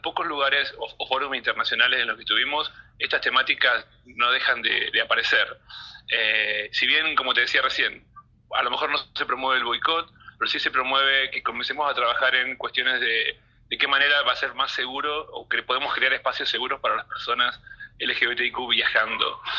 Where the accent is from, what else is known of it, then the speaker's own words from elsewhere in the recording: Argentina; estamos viviendo como argentinos